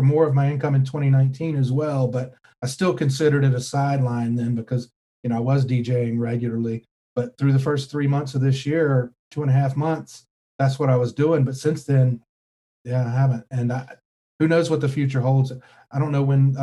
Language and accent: English; North Carolina, United States; also born or lived in Florida / Kentucky; I grew up in North Carolina